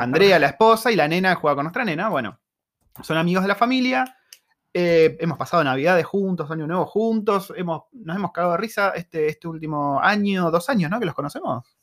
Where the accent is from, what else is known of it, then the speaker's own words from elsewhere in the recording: Argentina; moved away; soy argentino